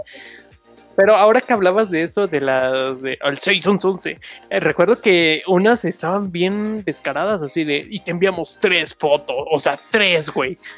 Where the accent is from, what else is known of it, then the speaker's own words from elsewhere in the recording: Chimalhuacán, State of Mexico, Mexico; Yo soy de Chimalhuacán, bueno, de acá